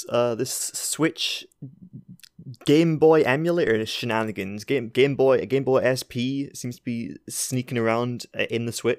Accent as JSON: {"language": "English", "country": "United Kingdom", "said": "We're fucking British."}